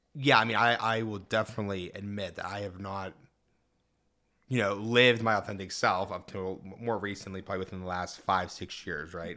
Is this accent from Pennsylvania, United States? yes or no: yes; Mount Lebanon, Pennsylvania, United States; I grew up in Mount Lebanon as well